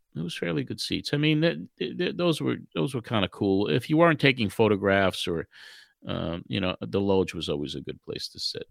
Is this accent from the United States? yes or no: yes; New York City, New York, United States; moved away; also born or lived in Long Island; I was born and raised in Brooklyn. And then when we finally moved out to the island in 1964 to Long Island